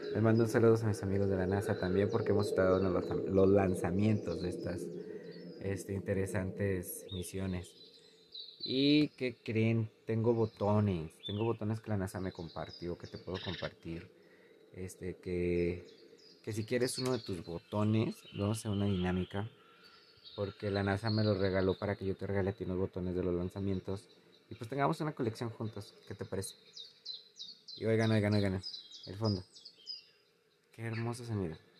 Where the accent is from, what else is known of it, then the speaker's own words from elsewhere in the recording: Guadalajara, Jalisco, Mexico; also born or lived in Zapopan; yo nací en Zapopan, pero la ciudad donde crecí, estudié y todo Guadalajara